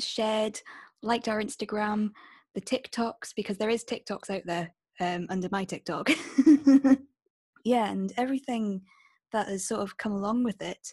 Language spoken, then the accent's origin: English; Stirling, Scotland, United Kingdom; I'm from Stirling in Scotland